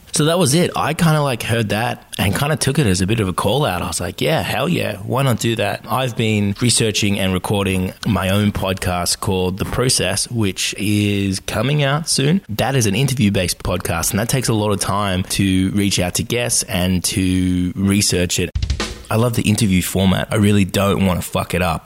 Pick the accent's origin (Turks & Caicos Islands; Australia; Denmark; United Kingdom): Australia; accent: Australian; I am Australian, as you might tell from the accent